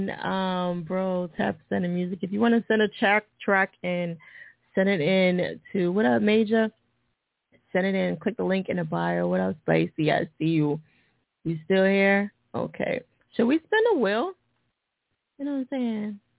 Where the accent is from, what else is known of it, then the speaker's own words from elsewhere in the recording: New Jersey, United States; And I'm from Jersey, but I g